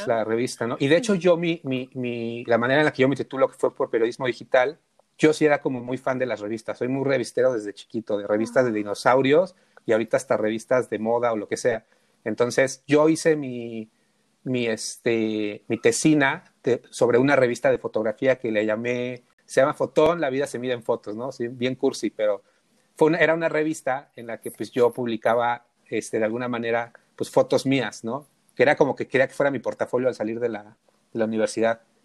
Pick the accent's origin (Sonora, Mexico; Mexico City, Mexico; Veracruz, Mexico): Mexico City, Mexico; yo nací en un lugar súper, súper emblemático, que es el barrio Bravo de Tepito